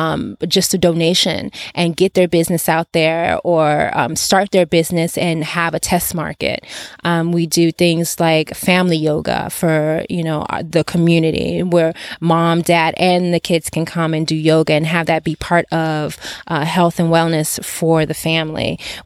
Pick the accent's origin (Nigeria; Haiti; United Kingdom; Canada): Nigeria; English is a second language; now in Los Angeles, United States; I am originally from Nigeria, but I reside in Los Angeles currently